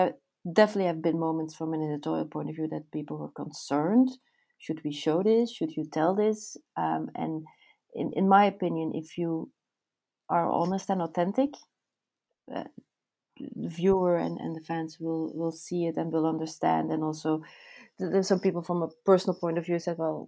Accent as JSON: {"language": "English", "country": "Belgium", "tie": "born or raised there", "said": "I'm born and raised in Belgium"}